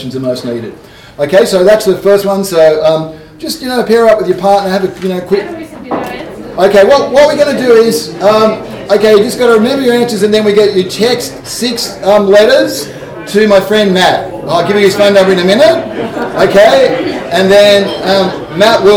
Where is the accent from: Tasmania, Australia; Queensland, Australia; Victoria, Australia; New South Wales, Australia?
Tasmania, Australia; Hobart; I'm from Hobart